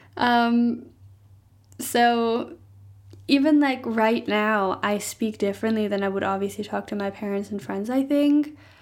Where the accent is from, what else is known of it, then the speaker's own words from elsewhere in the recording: Germany; first language German; English is a second language; moved away; in Germany, I might talk a little bit more with a slang